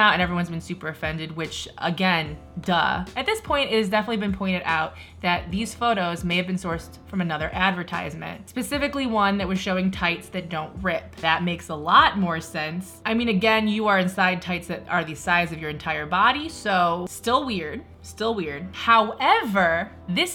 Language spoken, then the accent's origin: English; Midwest, United States; I'm from the Midwest